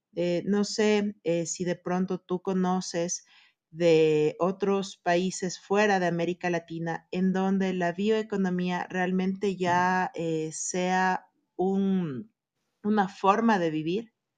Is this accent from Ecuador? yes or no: yes; Ecuador; en países como el nuestro